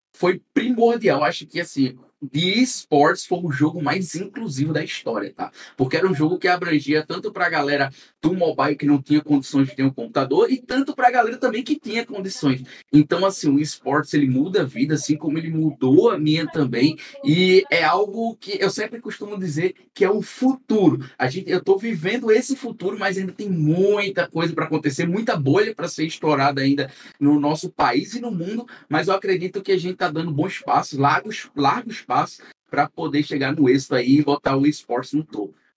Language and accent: Portuguese; Pernambuco, Brazil; accent: nordestino; also born or lived in Paraíba; Eu sou de Pernambuco